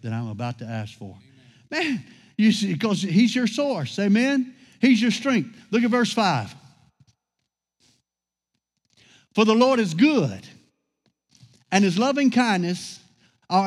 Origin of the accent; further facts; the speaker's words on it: Louisiana, United States; I grew up in Louisiana